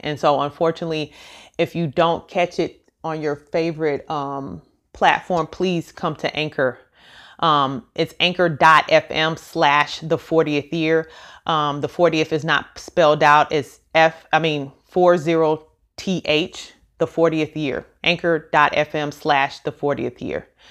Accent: Missouri, United States; now in Dallas, United States; I am from Missouri and I live in Dallas, Texas

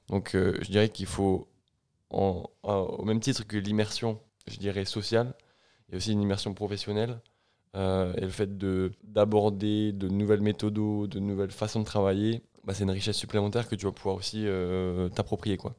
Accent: France; moved away as an adult; also born or lived in Toulouse / Bristol / Atlanta / United States; je suis français

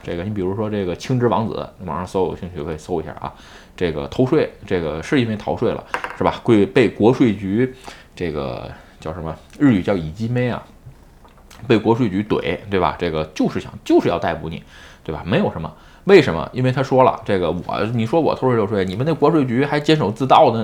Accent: Tianjin, China; now in Japan; 我是天津的，是吧？ 如果想把户口迁到北京，那不是那么容易

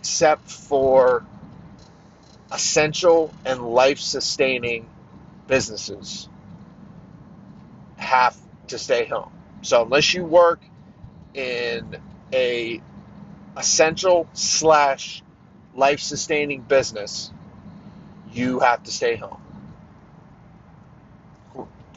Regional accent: Pennsylvania, United States; also born or lived in Pittsburgh area, southwestern Pennsylvania; we were here in my home state of Pennsylvania

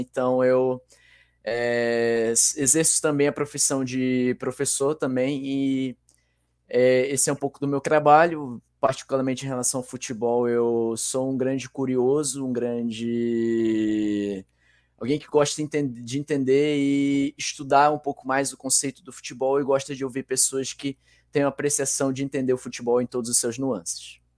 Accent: Manaus, Amazonas, Brazil; estou mais especificamente na minha terra natal, Manaus, Amazonas

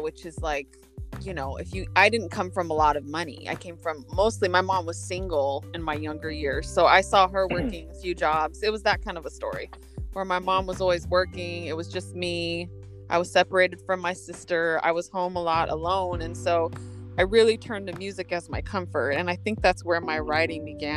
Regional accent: Los Osos, California, United States; moved away as an adult; also born or lived in Visalia, California / Oceano, California; now in Los Angeles, United States; Grew up in Los Osos. Yeah, so I grew up in Los Osos for about 10 years in my younger years

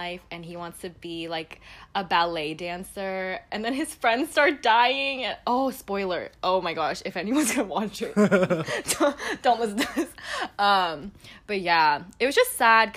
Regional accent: United States; also born or lived in Busan, South Korea; I know I'm Korean American, but I think I'm very, very Americanized in the way I grew up

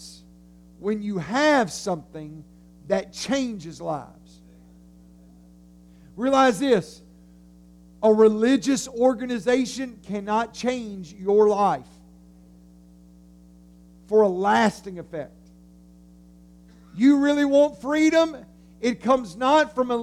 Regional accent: United States; we are just Americans

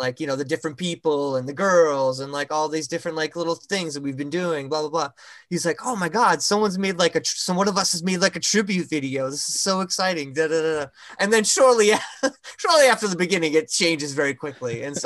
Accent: Massachusetts, United States; moved away; we're from Massachusetts, right, in the north

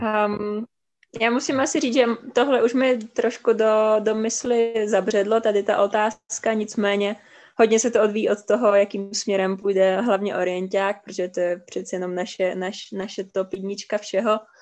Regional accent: Czechia; z Čech

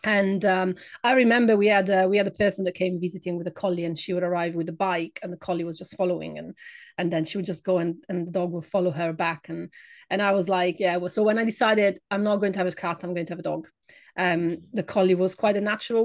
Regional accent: Italy; English is a second language; moved away as an adult; now in United Kingdom; by my accent. I am not British. I come from Italy

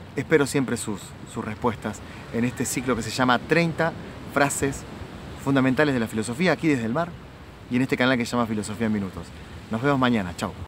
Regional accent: Argentina; en mi país, en Argentina

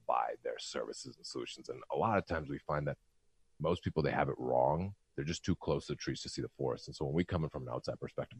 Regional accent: Canada; I'm a Canadian descent.

